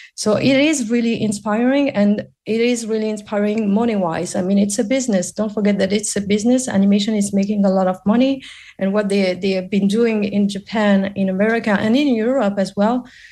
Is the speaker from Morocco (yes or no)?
yes; Morocco; now in Paris, France; I'm based in Paris, but I'm originally from Morocco.